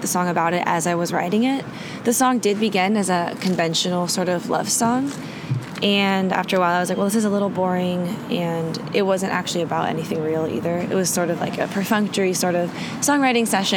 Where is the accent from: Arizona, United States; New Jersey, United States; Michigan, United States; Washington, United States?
Washington, United States; Seattle; growing up in Seattle